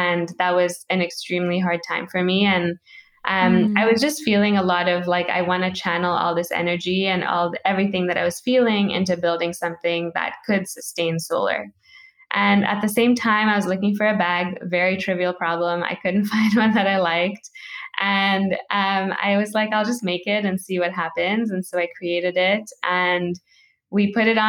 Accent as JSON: {"language": "English", "country": "Kenya", "tie": "born or raised there", "moved": "yes", "said": "I grew up in Kenya"}